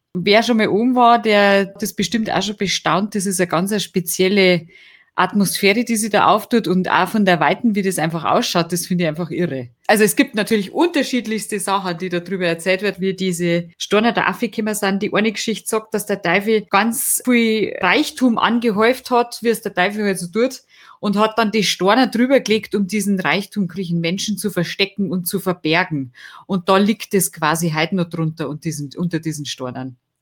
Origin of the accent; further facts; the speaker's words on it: Lallinger Winkel, Bavarian Forest, Germany; der Lallinger Winkel, der Brotjackelriegel, das ist das so mein Guy, wo ich herkomme. Ich hab auf der Rüssel das Skifahren gelernt